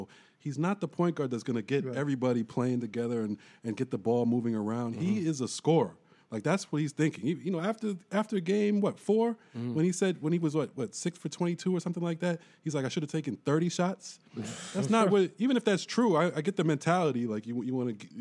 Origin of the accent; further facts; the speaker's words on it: New York City, New York, United States; I'm born and raised in Brooklyn